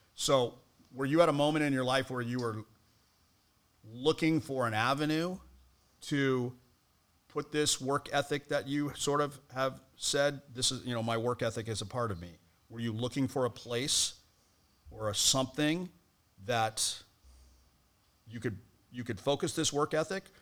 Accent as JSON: {"language": "English", "town": "Colorado Springs", "region": "Colorado", "country": "United States", "tie": "born or raised there", "moved": "as an adult", "lives_now": "Hawaii, United States", "said": "my hometown of Colorado Springs, Colorado is a very heavy military town"}